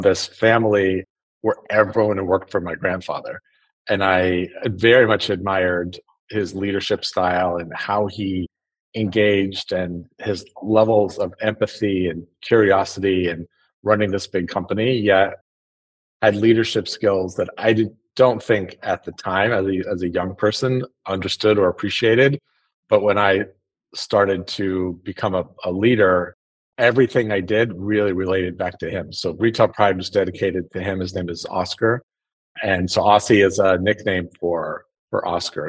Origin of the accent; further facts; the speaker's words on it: South Lake Tahoe, California, United States; I grew up in in Northern California in Tahoe